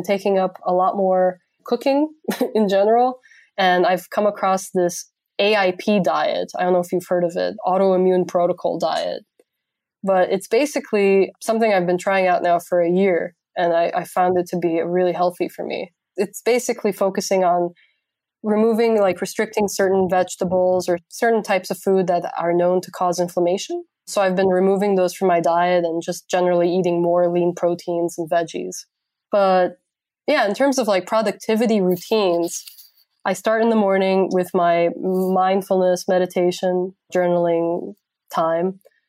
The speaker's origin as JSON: {"language": "English", "region": "Transylvania", "country": "Romania", "second_language": "English", "said": "I do not bite, even though I am from Transylvania."}